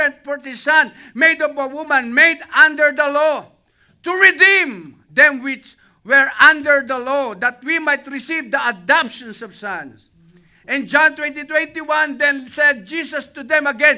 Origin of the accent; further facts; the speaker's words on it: Cuenca, Batangas, Philippines; moved away; I am the only Baptist in my hometown, in my place in Cuenca, Batangas.